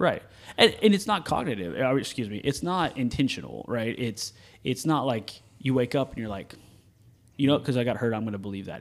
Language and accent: English; the South, United States; we're from the South